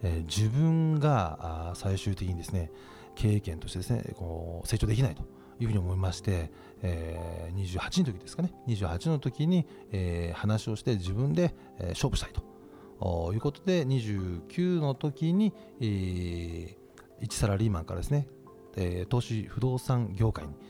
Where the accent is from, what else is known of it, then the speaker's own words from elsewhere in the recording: Yokohama, Kanagawa, Japan; 僕あの横浜の中華街出身でして